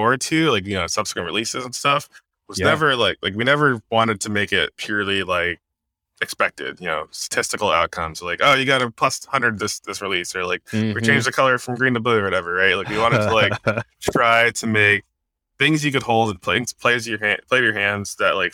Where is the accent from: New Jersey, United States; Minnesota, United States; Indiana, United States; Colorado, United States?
New Jersey, United States; now in Kirkland, United States; I'm from Jersey, but I've been here for like 10 years